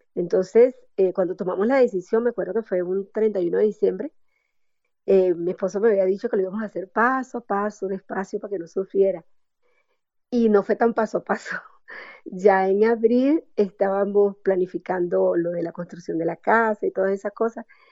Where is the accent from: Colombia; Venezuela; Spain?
Venezuela; moved away as an adult; now in Cartago, Costa Rica; somos como que demasiado alegres los venezolanos